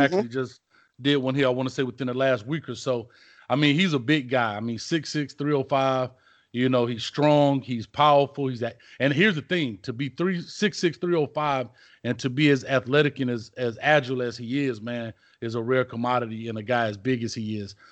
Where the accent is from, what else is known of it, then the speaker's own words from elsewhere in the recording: Miami, Florida, United States; now in Orlando, United States; I'm from Miami originally